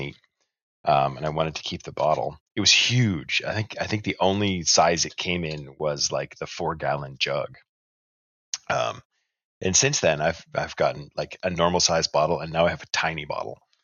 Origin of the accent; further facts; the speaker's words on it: Canada; We're even Canadian